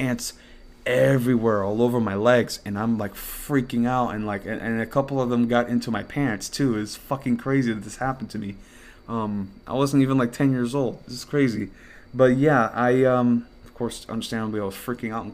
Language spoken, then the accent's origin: English; United States; also born or lived in Dominican Republic (ancestry); I'm an American